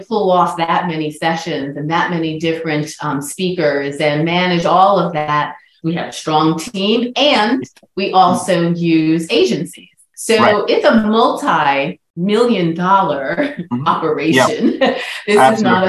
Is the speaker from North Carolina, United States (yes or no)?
no; New York City, New York, United States; in New York City, back my hometown